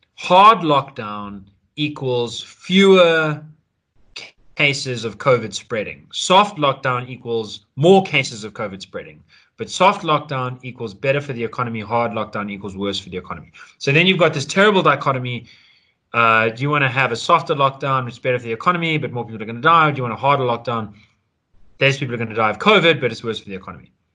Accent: South Africa; As a South African, we've got the 21st birthday as a ritual

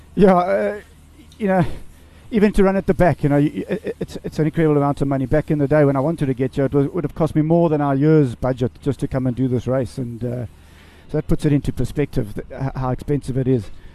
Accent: South Africa; Just to be here as a South African

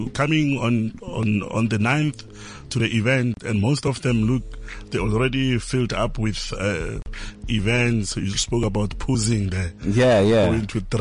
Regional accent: Limpopo, South Africa; now in Johannesburg, South Africa; growing up in Limpopo really made me who I am today

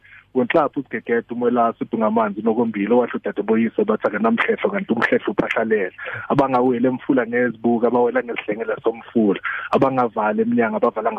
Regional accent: Matatiele, South Africa; I'm actually from a town, Ematatiela, which is between KZN and Eastern Cape. Okay. But I am from the Nguni tribe

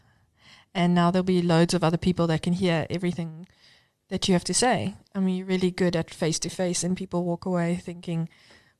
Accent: Cape Town, Western Cape, South Africa; moved away as an adult; now in Johannesburg, South Africa; I grew up in Cape Town and moved to Joburg at 21 by myself for work

